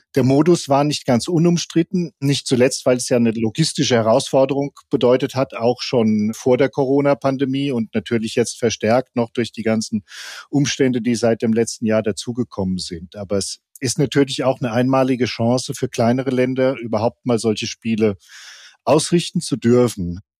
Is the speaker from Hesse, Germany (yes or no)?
yes; Offenbach, Hesse, Germany; ich komme aus Offenbach